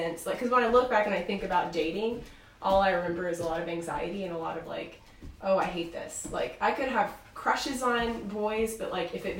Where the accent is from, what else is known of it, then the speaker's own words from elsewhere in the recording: Batesville, United States; I grew up in Batesville, which is a pretty small town